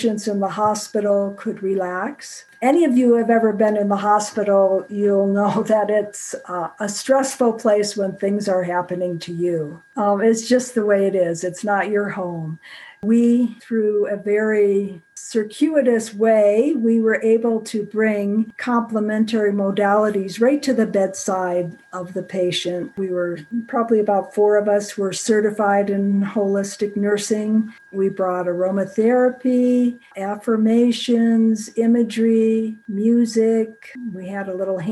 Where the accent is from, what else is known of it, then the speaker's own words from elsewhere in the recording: Rochester, New York, United States; moved away as an adult; also born or lived in Florida; now in Colorado, United States; I'm from Rochester, New York